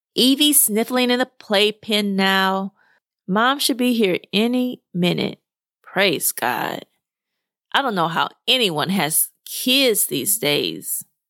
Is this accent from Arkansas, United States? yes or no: yes; Arkansas, United States; moved away; I grew up in Arkansas